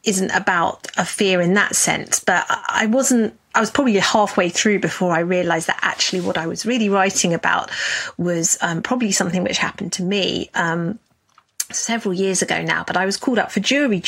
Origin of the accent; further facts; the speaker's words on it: United Kingdom; As I'm British